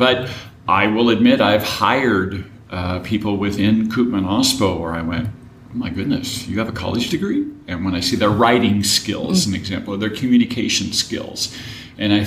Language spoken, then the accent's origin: English; Marysville, Washington, United States; I grew up in Marysville, Washington.